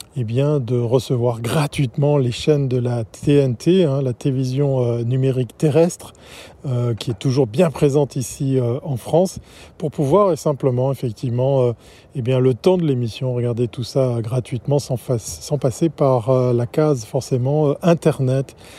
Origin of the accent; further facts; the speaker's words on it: Switzerland; ici chez nous en Suisse